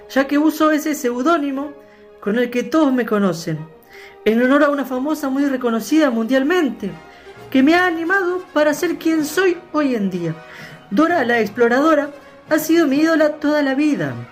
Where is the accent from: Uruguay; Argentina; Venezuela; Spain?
Uruguay; San José; posteriormente volveré a Uruguay para visitar a mi familia ahí en en San José. Vivo en San José y tengo toda la familia ahí